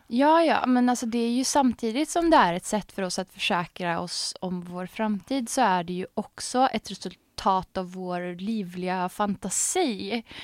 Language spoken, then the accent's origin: Swedish; Arvika, Värmland, Sweden; jag är ju uppväxt i Värmland, i Arvika